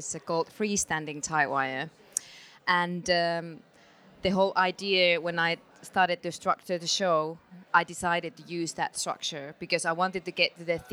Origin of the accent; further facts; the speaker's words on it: Finland; I'm from Finland.